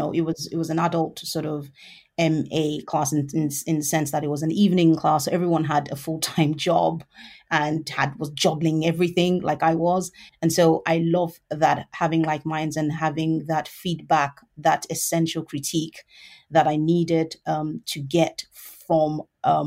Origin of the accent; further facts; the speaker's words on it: Lagos, Nigeria; moved away as an adult; now in United Kingdom; I was born in Lagos in Nigeria, and I lived there for about 19 years of my life.